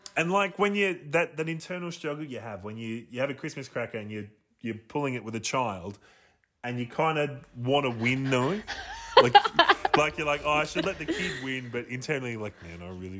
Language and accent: English; Australia; we're from Australia